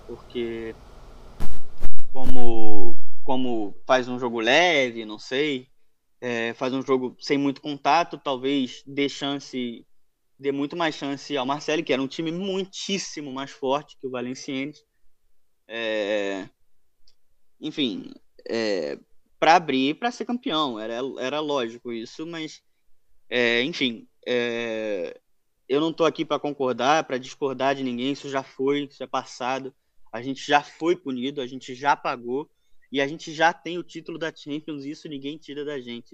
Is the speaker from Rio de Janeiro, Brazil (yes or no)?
yes; Rio de Janeiro, Brazil; also born or lived in Madeira, Portugal; eu nasci em Portugal, nasci na Ilha da Madeira, mas eu moro no Rio de Janeiro desde que eu sou um bebezinho